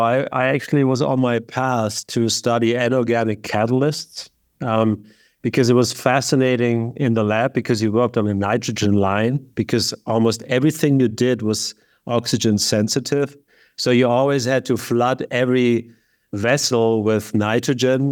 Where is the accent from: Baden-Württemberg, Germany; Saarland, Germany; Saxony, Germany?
Baden-Württemberg, Germany; Lake Constance; moved away; Originally from southern Germany, not Bavaria, which is very important, but there's the southwest state called Baden-Württemberg, and there's a beautiful lake called Lake Constance, and very close to the mountains.